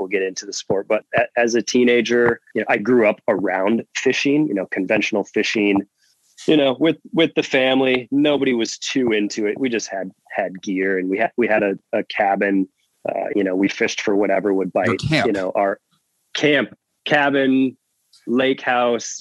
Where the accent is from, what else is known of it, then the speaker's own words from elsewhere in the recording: Marquette, Michigan, United States; moved away as an adult; I went to college in my hometown, Northern Michigan University